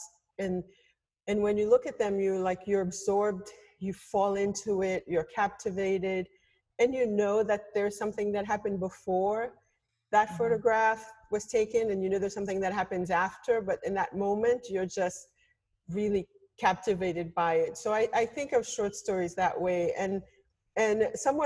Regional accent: Haiti; moved away; I grew up like in Haiti in a culture of radio

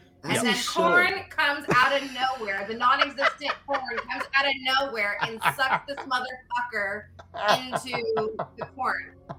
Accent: Iowa, United States; I'm from Iowa. I grew up with fucking corn.

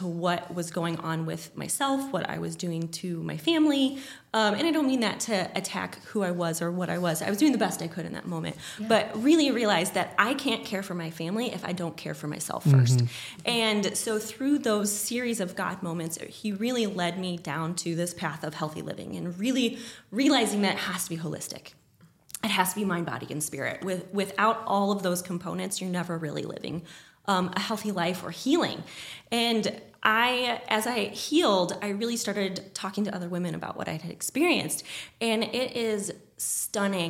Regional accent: Rolla, Missouri, United States; born or raised there; also born or lived in St. Louis, Missouri

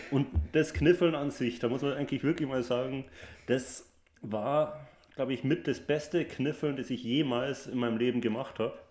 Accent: Munich, Bavaria, Germany; ich komme ja aus München ursprünglich.

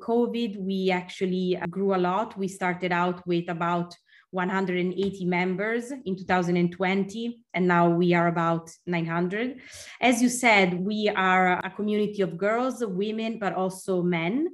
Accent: Milan, Lombardy, Italy; moved away as an adult; also born or lived in Stockholm, Sweden; when I moved back to my hometown in Milan

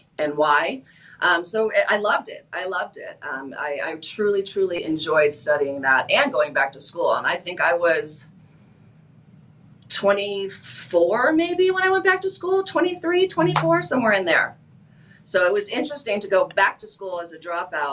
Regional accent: Waukegan, Illinois, United States; moved away; also born or lived in Florida / Arizona; I was born and raised in Illinois, mainly the far northern suburbs. Grew up in Waukegan, Zion, Gurnee, kind of that area.

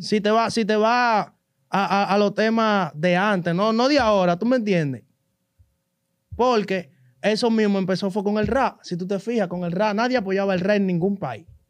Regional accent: Capotillo, Distrito Nacional, Dominican Republic; Yo vengo de Capotillo

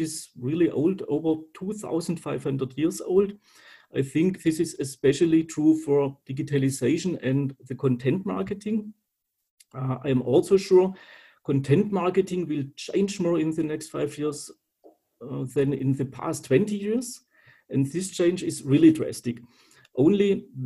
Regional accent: Calw, Baden-Württemberg, Germany; I was born in Calw, which is located near the Black Forest.

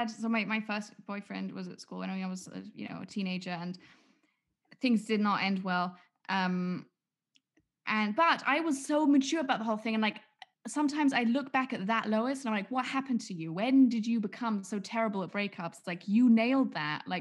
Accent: England, United Kingdom; why would I do English homework? I'm English.

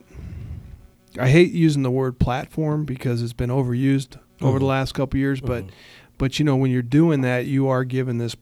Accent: Gillette, Wyoming, United States; moved away as an adult; I was in Gillette, Wyoming a couple years ago, which is where I grew up. That's mm-hmm. my hometown

